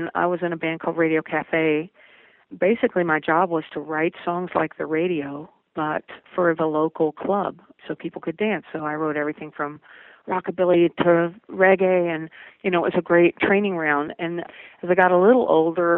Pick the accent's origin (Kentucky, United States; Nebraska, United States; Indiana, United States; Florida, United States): Kentucky, United States; accent: southern; moved away as an adult; also born or lived in New Jersey; I grew up in Kentucky